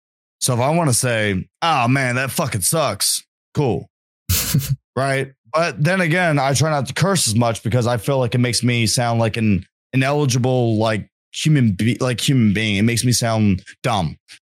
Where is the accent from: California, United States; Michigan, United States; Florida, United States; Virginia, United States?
Virginia, United States; born there; And I was born in the Appalachian Mountains, and damn it to hell, I'm a mountain man.